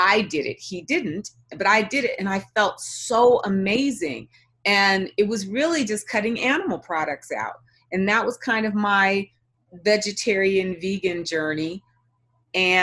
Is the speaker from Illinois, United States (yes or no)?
no; Los Angeles, California, United States; I was born and raised in Los Angeles